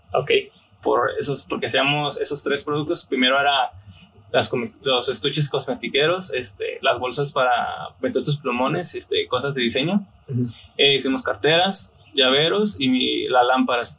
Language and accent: Spanish; Tijuana, Baja California, Mexico; soy aquí de Tijuana. Eh, mi familia es de Guadalajara, pero soy aquí originario de Tijuana